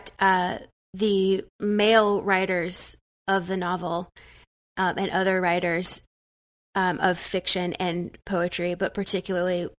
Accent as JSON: {"language": "English", "region": "the South", "country": "United States", "said": "I'm from the South"}